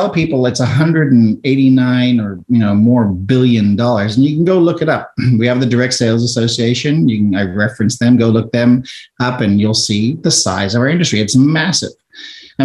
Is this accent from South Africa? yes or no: yes; South Africa; now in United States; I'm an immigrant from South Africa. When we emigrated here to the United States and we left during apartheid in South Africa